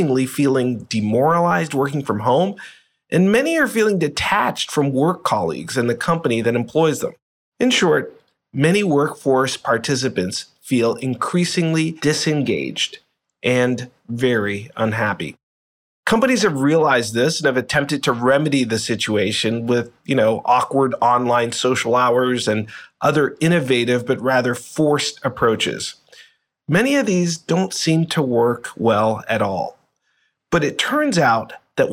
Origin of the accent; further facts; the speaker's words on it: Boston, Massachusetts, United States; I actually grew up in the Boston area.